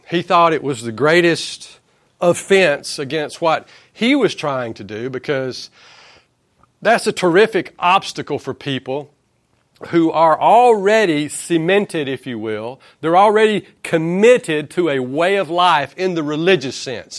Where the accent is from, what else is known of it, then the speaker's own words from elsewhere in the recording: Acworth, Georgia, United States; I'm from Ackworth